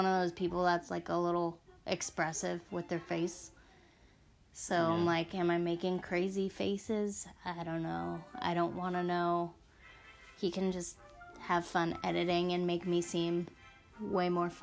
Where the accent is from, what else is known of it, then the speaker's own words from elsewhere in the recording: United States; accent: American; we don't have accents because I'm American